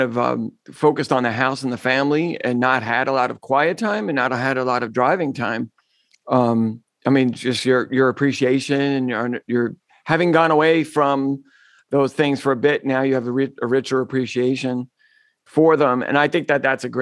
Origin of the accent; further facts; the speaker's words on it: New York, United States; I'm a New Yorker.